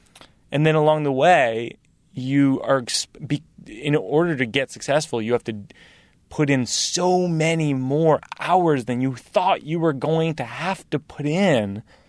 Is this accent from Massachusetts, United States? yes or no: yes; Massachusetts, United States; I grew up in Massachusetts where Larry Bird was the hero